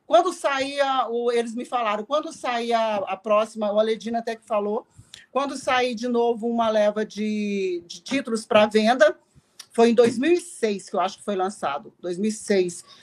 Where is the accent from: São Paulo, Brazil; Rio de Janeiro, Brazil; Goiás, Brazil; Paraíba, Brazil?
Goiás, Brazil; Palmelo; also born or lived in Pires do Rio; sou de Pires do Rio, criado em Palmelo, e lá tinha alguns quadrangulares de vez em quando.